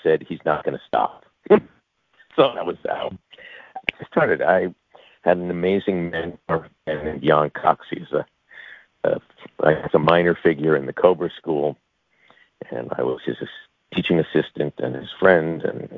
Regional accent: Long Island, New York, United States; also born or lived in Manhattan, New York / Jackson Heights, Queens, New York; I was born in Manhattan. I spent my first couple of years in Jackson Heights, and then they moved me to Long Island. I spent the rest of my time there trying to escape.

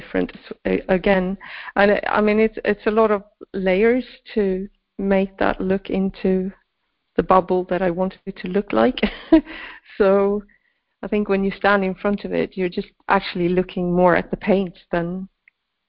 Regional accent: Sweden; I grew up in Sweden

